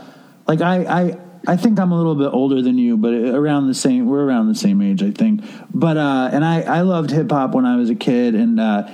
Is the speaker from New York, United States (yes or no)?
yes; New York, United States; I grew up in Chelsea, and it was before Chelsea was very gay. It was like Chelsea was kind of very, you know, I grew up across the street from hardcore projects. I grew up in the middle class Jewish projects.